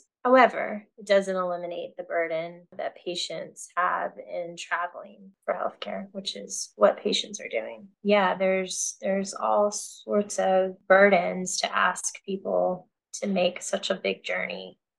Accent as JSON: {"language": "English", "region": "Texas", "country": "United States", "tie": "born or raised there", "moved": "as an adult", "lives_now": "Southern Illinois, United States", "said": "Texas has been home for many years. It will always be home, but it's a love hate for my state, my home state"}